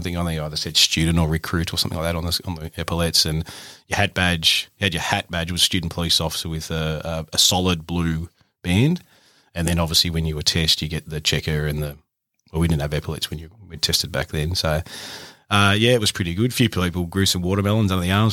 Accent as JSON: {"language": "English", "area": "Lake Macquarie", "region": "New South Wales", "country": "Australia", "tie": "born or raised there", "said": "I grew up in a little uh, town called Ye, uh, Lake Macquarie, in the sort of bottom end of Lake Mac"}